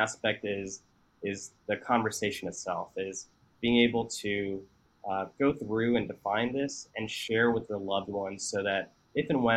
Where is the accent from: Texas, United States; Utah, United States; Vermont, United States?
Texas, United States; I grew up in Texas for most of my life